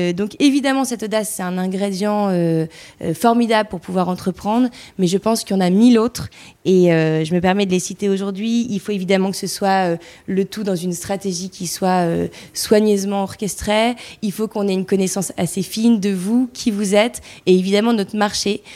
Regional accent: the North, France; on vient du Nord

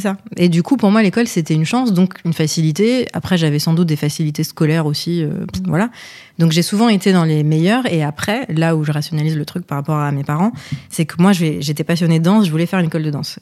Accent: Paris, Île-de-France, France; also born or lived in Lebanon; now in Boulogne-Billancourt, France; je suis née au Liban. Je suis arrivée en France euh, à cause de la guerre, euh, dans des conditions un peu particulières et compliquées. j'ai d'abord grandi du coup à Paris

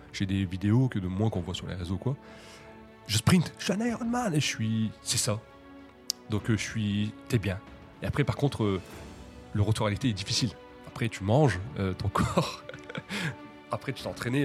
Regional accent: Hauts-de-France, France; je suis originaire des Hauts-de-France

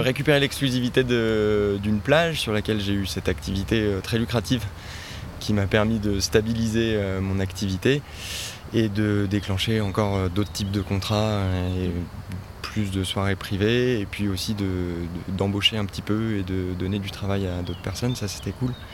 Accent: Les Deux Alpes, Auvergne-Rhône-Alpes, France; moved away as an adult; now in Gulf of Saint-Tropez, France; je suis originaire des deux Alpes en Oisan. donc j'ai passé les 20 premières années de ma vie euh, dans, le, massif des Alpes au pied du parc des Écrins

